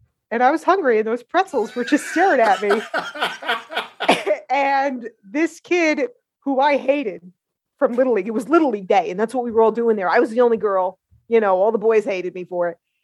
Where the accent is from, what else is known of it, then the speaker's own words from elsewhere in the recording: New Jersey, United States; I'm from North Jersey and grew up a tomboy